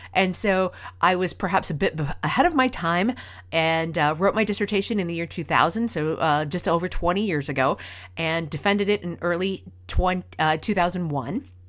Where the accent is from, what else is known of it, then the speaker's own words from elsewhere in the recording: rural Minnesota, United States; moved away as an adult; also born or lived in Boston; I was born and raised in Minnesota, in rural Minnesota. I grew up on a lake out in the country